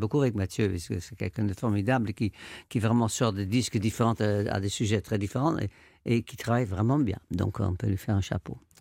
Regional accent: Amsterdam, North Holland, Netherlands; moved away; quand j'étais petit, j'habitais à Amsterdam, je suis néerlandais

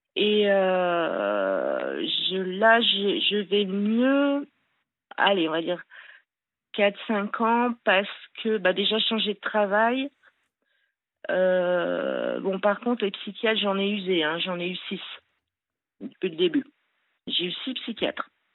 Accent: Le Grand-Bornand, Auvergne-Rhône-Alpes, France; je suis née au Grand Bornand, disons à Annecy, ceux qui connaissent. Euh, donc voilà, j'ai eu euh, une enfance euh, assez super quoi, en montagne.

